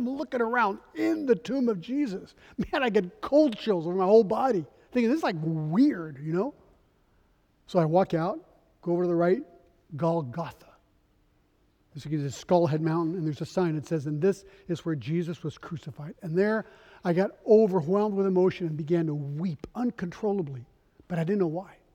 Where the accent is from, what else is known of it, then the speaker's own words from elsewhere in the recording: Geneva, Switzerland; also born or lived in Paris, France; Three months after my birth, my parents moved to Geneva, Switzerland, and that's where I was raised. I was raised as a non Christian. I spoke English and French, that's why I'm bilingual.